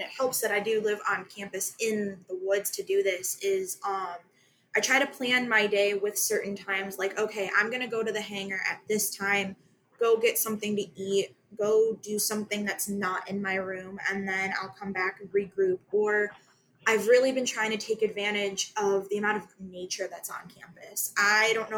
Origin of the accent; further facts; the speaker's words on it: United States; I come from Lake County, so I'm on the complete opposite side of the state